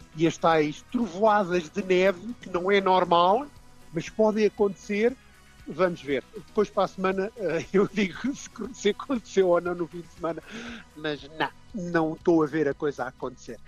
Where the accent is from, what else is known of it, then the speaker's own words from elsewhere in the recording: Portugal; moved away as an adult; now in Dublin, Ireland; não sou irlandês, sou português, não é? E muito, muito bem nascido e criado em Portugal